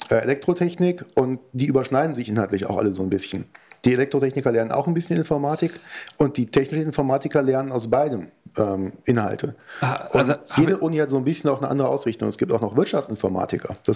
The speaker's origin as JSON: {"language": "German", "town": "Marburg", "region": "Hesse", "country": "Germany", "said": "ich komme aus Marburg"}